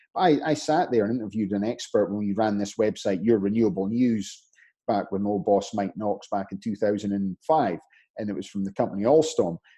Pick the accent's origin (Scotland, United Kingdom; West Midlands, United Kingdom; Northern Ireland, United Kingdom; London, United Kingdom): Scotland, United Kingdom; now in United States; I'm Scottish in America